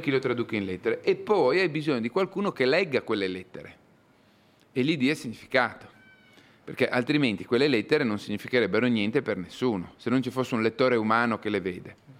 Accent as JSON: {"language": "Italian", "area": "Bareto, province of Parma", "region": "Emilia-Romagna", "country": "Italy", "tie": "born or raised there", "said": "al mio paesino natio in Italia, al Bareto, in provincia di Parma"}